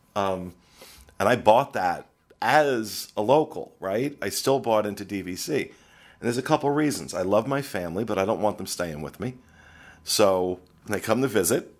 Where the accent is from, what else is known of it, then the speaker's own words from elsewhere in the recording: New Jersey, United States; now in Orlando, United States; I come from New Jersey, which at one point was toll booth capital of the world